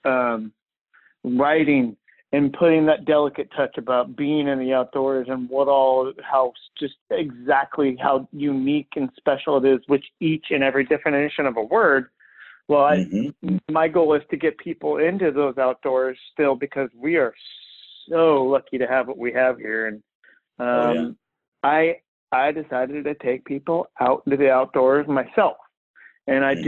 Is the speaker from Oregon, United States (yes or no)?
yes; Oregon City, Oregon, United States; I grew up in Oregon City